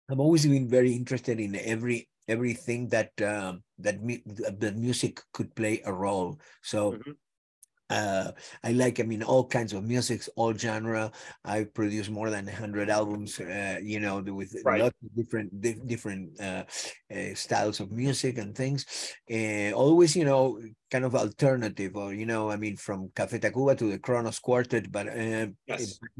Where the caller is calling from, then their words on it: Los Angeles, California, United States; From Los Angeles, home. This is home.